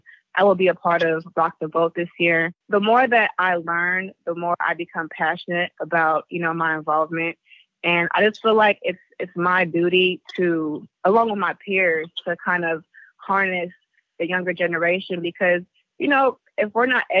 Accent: the Bay Area, California, United States; I'm from the Bay.

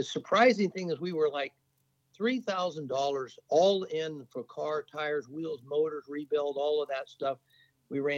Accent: Napa, California, United States; I grew up in Napa, California, and it wasn't wine country

